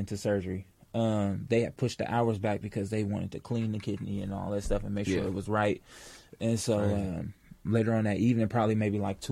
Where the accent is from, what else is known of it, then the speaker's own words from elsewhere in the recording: Oakland, California, United States; I'm from Oakland, but I say East Oakland because you know you got to be specific when you say where you're from out there